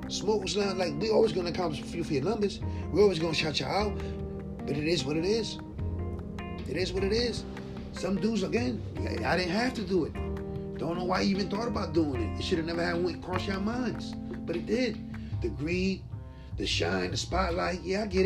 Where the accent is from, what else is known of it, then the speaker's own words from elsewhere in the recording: New York City, New York, United States; my hometown, Bushwick, Brooklyn